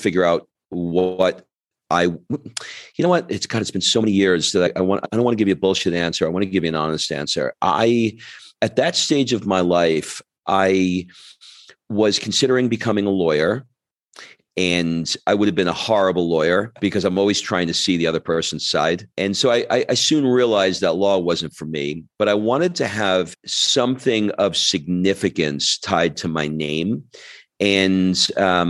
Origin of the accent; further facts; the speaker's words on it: New York, United States; moved away as an adult; also born or lived in Georgia; now in Florence, Italy; I grew up in New York